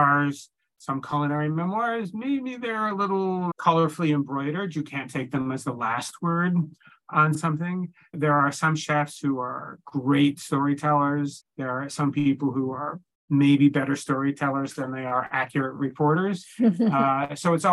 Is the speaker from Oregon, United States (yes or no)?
yes; Corvallis, Oregon, United States; moved away as an adult; now in New York, United States; I grew up in Oregon, actually, in a town called Corvallis, but I came to New York very fresh out of college and I've been here ever since